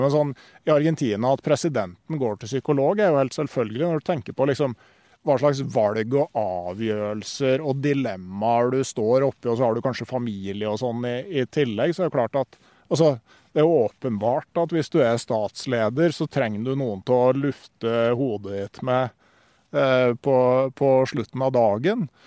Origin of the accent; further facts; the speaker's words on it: Gausdal, Innlandet, Norway; hjembygda mi, der jeg er oppvokst